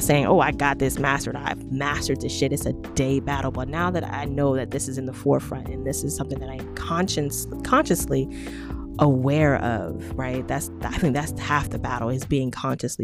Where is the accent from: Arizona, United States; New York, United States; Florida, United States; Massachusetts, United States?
Arizona, United States; I grew up in Arizona